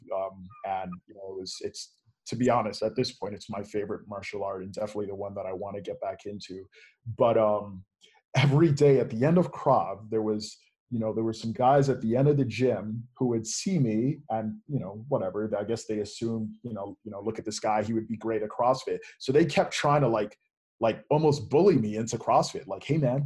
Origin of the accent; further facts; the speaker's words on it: Lansing, Michigan, United States; I was raised in Lansing, Michigan